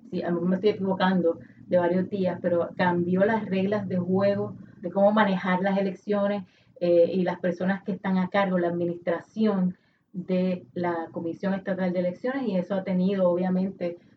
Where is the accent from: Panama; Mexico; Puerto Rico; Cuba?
Puerto Rico; Este es un asunto que a mí como, como puertorriqueña me avergüenza.